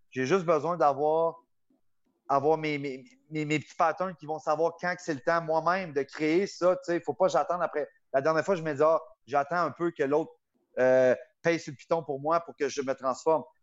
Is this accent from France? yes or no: no; Gatineau, Quebec, Canada; Le petit gars normal de Gatineau, Buckingham